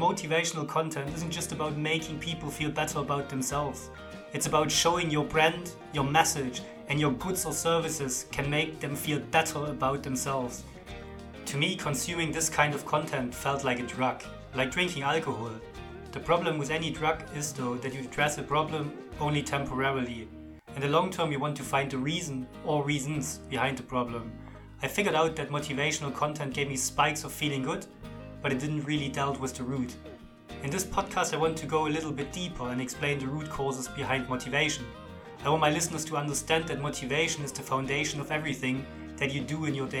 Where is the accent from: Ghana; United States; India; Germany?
Germany; accent: German; English is a second language; now in Leigh, United Kingdom; I am a born and raised German, living with my wife and daughter in Lee, Greater Manchester